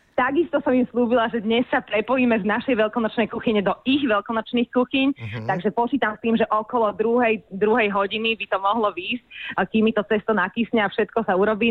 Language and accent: Slovak; Dolné Lovčice, Trnava Region, Slovakia; ja pochádzam z takých dedinky Dolné loučice